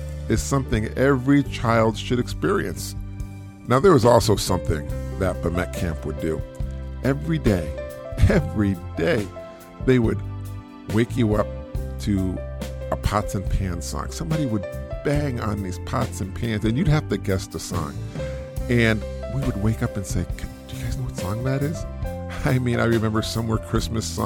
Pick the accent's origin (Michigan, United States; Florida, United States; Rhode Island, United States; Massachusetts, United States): Massachusetts, United States; Springfield; I was from Springfield, Massachusetts. And in Springfield, you really couldn't see a lot of stars just because of the light pollution